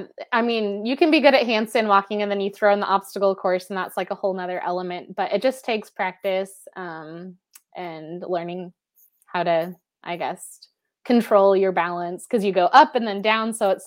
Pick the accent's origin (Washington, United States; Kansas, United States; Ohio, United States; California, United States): Washington, United States; Seattle